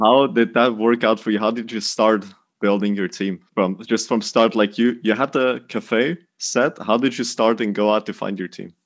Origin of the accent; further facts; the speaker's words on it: Dutch part of Belgium, Flanders, Belgium; moved away as an adult; now in Denmark; We, we're both from Belgium. You're from the French part of Belgium. I'm from the Dutch part of Belgium